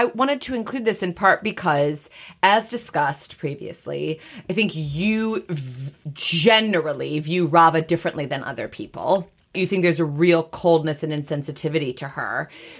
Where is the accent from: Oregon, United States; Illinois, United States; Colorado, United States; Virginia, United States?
Illinois, United States; Highland Park; I'm from Highland Park, Illinois.